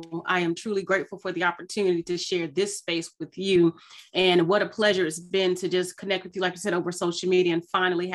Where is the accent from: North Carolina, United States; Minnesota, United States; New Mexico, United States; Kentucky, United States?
North Carolina, United States; Charlotte; born in a beautiful city of Charlotte, North Carolina is where I was raised